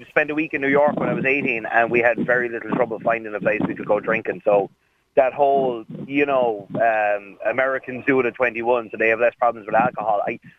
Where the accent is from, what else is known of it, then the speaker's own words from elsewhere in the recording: Ireland; alcohol is tied to our identity as Irish people.